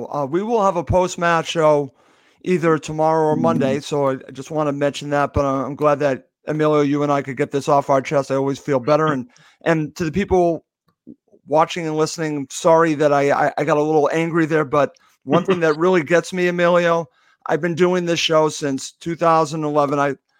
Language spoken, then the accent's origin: English; United States; I'm an American Fulham supporter?